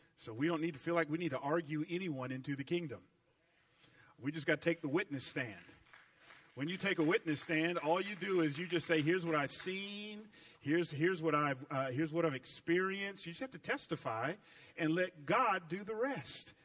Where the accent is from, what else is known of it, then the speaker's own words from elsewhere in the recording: Atlanta, Georgia, United States; accent: southern; I grew up in Atlanta